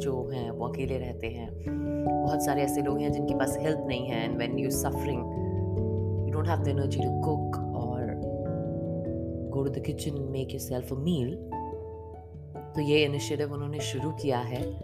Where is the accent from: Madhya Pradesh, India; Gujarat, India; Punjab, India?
Madhya Pradesh, India; Bhopal; now in Dubai, United Arab Emirates; मैं भोपाल से हूँ